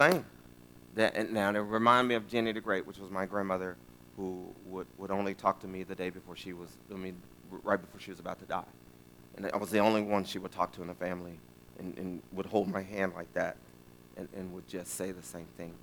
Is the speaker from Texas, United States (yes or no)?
yes; West Texas, United States; now in Round Rock, United States; I'm from West Texas.